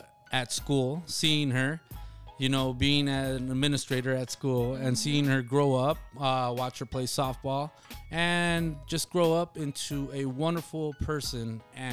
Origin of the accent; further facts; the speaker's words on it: Nogales, Arizona, United States; also born or lived in Rio Rico; Honestly, man, I grew up in Nogales and Rio, mm-hmm, Rico, and so did you.